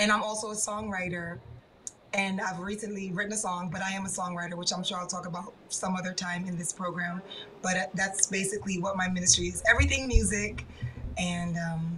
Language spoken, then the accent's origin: English; New York City, New York, United States; I am from New York City, born and raised.